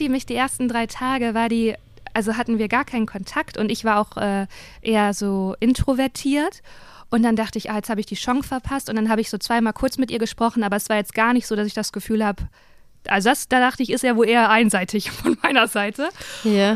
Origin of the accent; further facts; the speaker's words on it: Germany; dass ich Deutsche bin